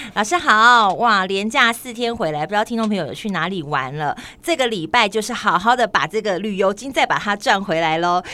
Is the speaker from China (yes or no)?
no; Tainan, Taiwan; now in Taipei, Taiwan; 虽然在台北生活很久，但是我还是要讲说我出生在台南